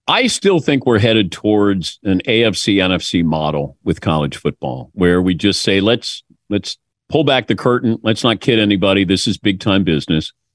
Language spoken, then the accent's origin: English; Mason, Ohio, United States; moved away; this kid who's from Mason, Ohio